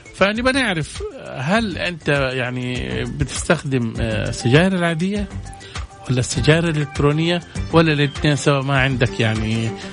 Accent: Saudi Arabia; عندنا في السعودية

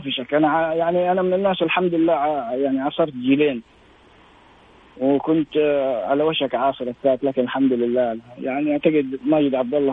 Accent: Saudi Arabia

